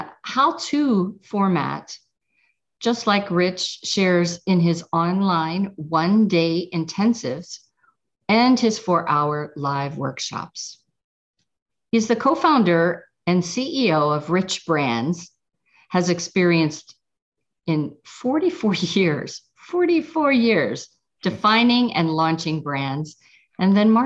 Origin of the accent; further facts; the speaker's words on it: Pittsburgh, Pennsylvania, United States; I'm from Pittsburgh